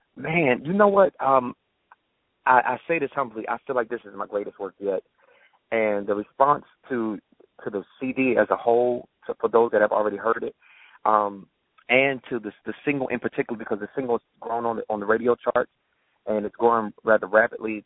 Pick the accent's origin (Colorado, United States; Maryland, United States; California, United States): Maryland, United States; Baltimore; moved away; I'm from Baltimore, so I'm going back home